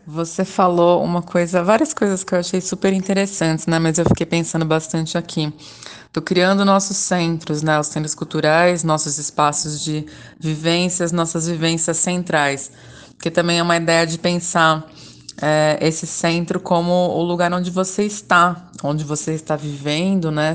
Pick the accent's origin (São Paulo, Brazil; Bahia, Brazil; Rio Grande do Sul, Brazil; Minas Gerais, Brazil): São Paulo, Brazil; Caieiras; now in São Paulo, Brazil; Fui criada em Caeiras, na região metropolitana de São Paulo, a noroeste da capital, e moro há alguns anos no bairro do Bexiga, na região central